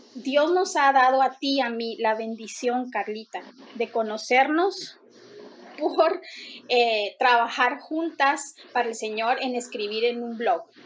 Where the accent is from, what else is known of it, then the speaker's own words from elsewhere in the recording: Guatemala; en mi país, pues cualquiera puede poner una iglesia eh, eh, aquí en la esquina y otro puede poner en la otra esquina otra iglesia. Lastimosamente en Guatemala